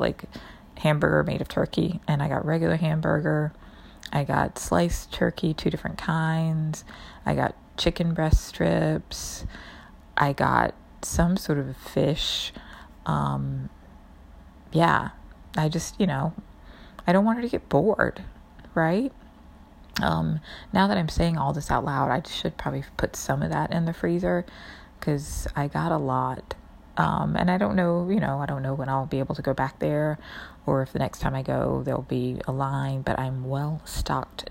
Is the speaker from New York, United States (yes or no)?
yes; New York, United States; especially as a New Yorker